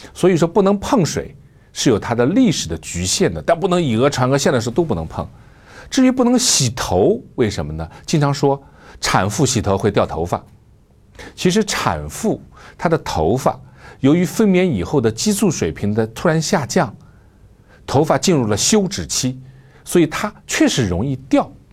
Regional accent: China; 我们中国人在海外

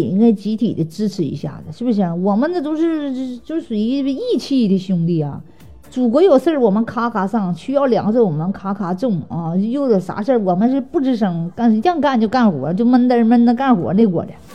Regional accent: Northeast China, China; 俺们东北人

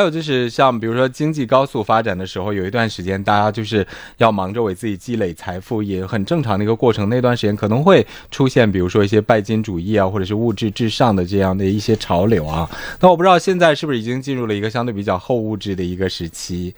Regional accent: China; 我作为一个中国人

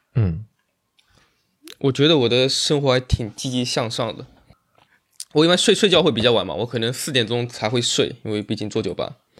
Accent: Zhuji, Zhejiang, China; moved away; 浙江绍兴，浙江绍兴诸暨，然后下面有个村庄叫十二都村

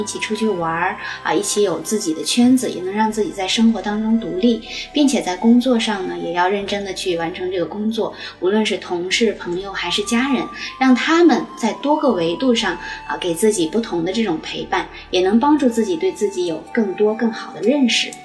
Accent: China; 在我们中国人

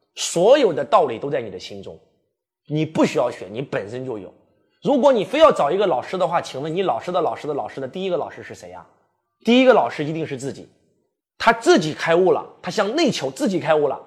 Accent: China; 我们中国人

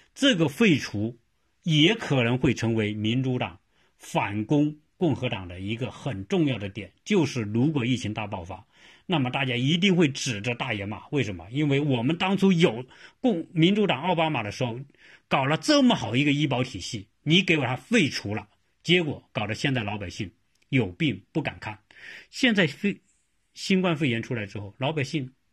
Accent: China; 我们中国人一般都是认为这样

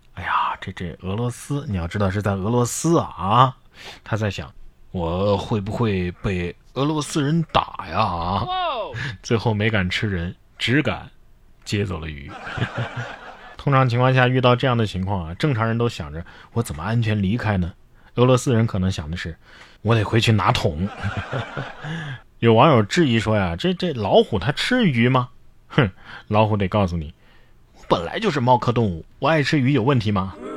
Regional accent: China; 我们中国人

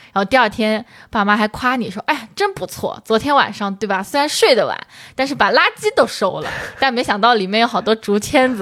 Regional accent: Shangyu, Zhejiang, China; moved away; 我们上瑜伽香话

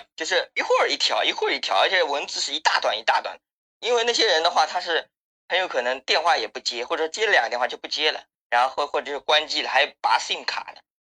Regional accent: Zhangjiagang, Jiangsu, China; 我是张家港的

